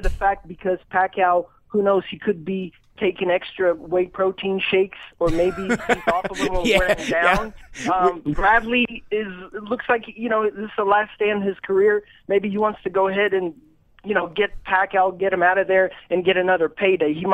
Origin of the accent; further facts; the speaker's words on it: Russia; now in Kentucky, United States; I'm actually from Russia originally.